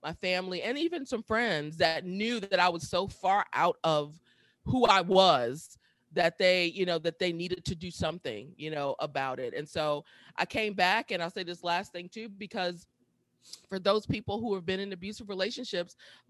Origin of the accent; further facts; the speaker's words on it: Milwaukee, Wisconsin, United States; moved away as an adult; also born or lived in Atlanta / Washington, D.C.; going back to Milwaukee. That's where I'm from, in Milwaukee